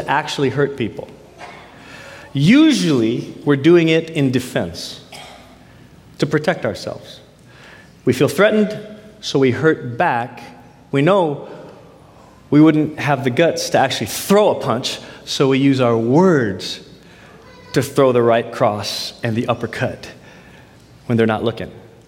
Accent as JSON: {"language": "English", "country": "United States", "tie": "born or raised there", "said": "as a Filipino American, grew up in the States"}